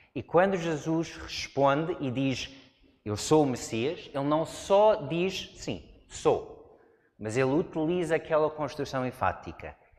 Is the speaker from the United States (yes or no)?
yes; United States; Portuguese is a second language; moved away as an adult; now in Portugal; Cresci numa zona de montanhas, nos Estados Unidos